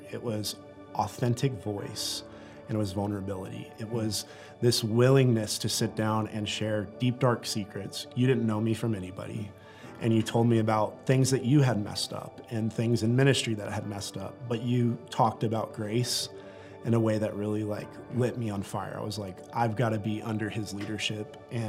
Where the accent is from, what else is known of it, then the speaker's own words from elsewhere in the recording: San Antonio, Texas, United States; now in Rapid City, United States; we're coming from San Antonio, Texas, like this massive city where all our family lives